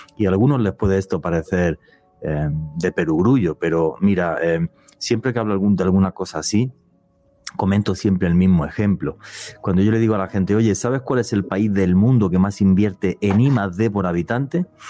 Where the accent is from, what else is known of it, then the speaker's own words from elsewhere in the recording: Spain; now in Colombia; lo digo como europeo, porque yo lo viví a finales de los años 70 en España